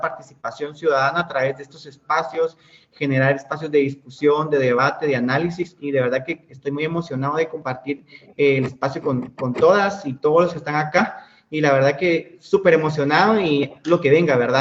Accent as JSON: {"language": "Spanish", "country": "Guatemala", "said": "como lo es en nuestro país"}